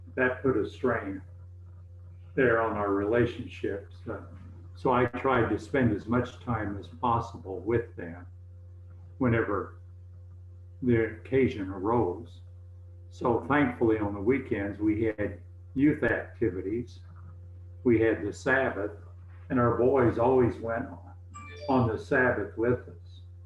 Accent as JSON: {"language": "English", "region": "East Tennessee", "country": "United States", "tie": "born or raised there", "also_born_or_lived": "Glasgow, Kentucky", "moved": "as an adult", "said": "When we were in the second grade, we moved to East Tennessee and we lived there until I went to Ambassador College"}